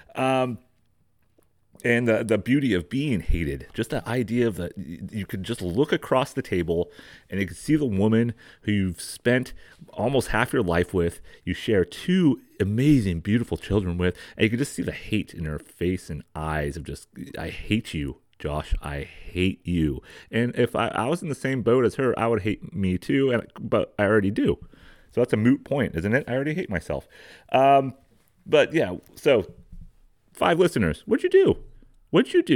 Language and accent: English; San Diego County, California, United States; the valley of where I grew up in San Diego County